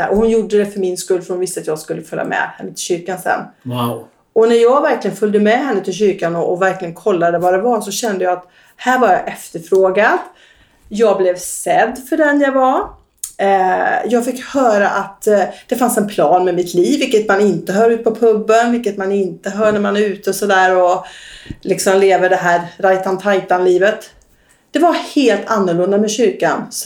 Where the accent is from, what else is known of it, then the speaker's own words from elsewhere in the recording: Västra Götaland, Sweden; accent: västgötska; Jag kommer från Västergötland.